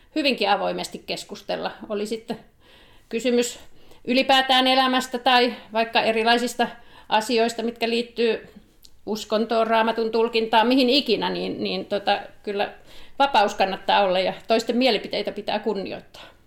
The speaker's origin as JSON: {"language": "Finnish", "town": "Helsinki", "region": "Uusimaa", "country": "Finland", "tie": "born or raised there", "also_born_or_lived": "South Karelia", "moved": "as an adult", "lives_now": "Savitaipale, Finland", "said": "siellä Helsingissä lapsuuteni vietin"}